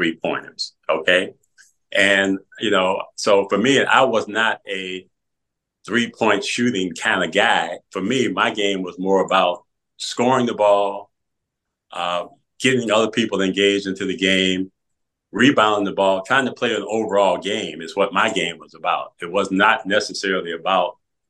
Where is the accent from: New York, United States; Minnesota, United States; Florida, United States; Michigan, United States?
Michigan, United States; Pontiac; in my hometown in Pontiac.